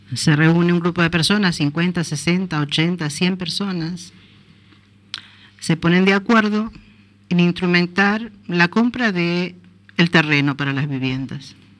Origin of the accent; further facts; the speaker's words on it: Uruguay; now in A Coruña, Spain; somos los uruguayos